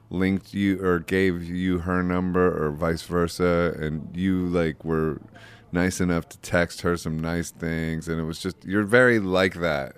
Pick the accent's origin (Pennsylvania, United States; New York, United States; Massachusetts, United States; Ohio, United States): Ohio, United States; Akron; I'm from Akron, Ohio